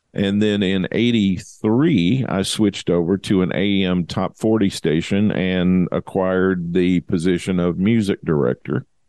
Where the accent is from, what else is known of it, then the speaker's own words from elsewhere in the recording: Kentucky, United States; where I grew up in Kentucky